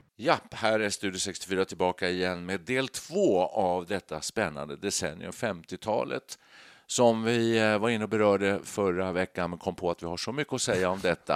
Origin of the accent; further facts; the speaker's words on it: Danderyd, Stockholm County, Sweden; vi kom från Danderyd då, just norr om Stockholm där